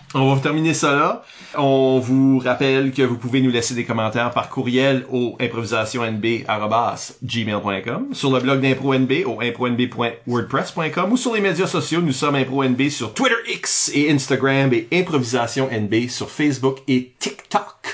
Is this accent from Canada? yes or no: yes; northern Acadia, New Brunswick, Canada; je viens pas du sud-est, mais je suis acadien du nord